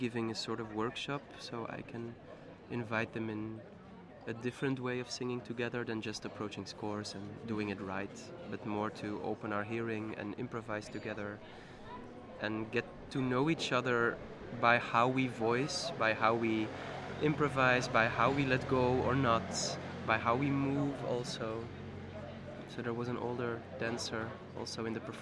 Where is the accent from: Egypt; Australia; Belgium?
Belgium; Ninove, Flanders; also born or lived in Ghent; I'm coming from Ninove, it's a little town near Brussels